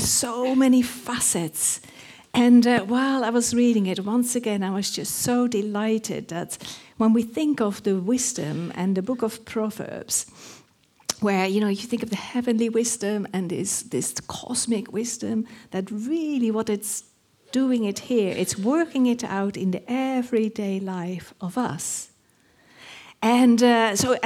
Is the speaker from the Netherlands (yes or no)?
yes; Netherlands; accent: Dutch; English is a second language; moved away as an adult; My accent is Dutch.